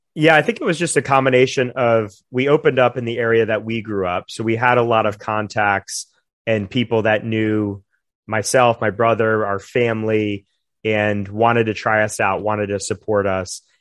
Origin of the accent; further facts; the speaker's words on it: Jupiter, Florida, United States; moved away as an adult; in our hometown where we gr-, where I grew up in Jupiter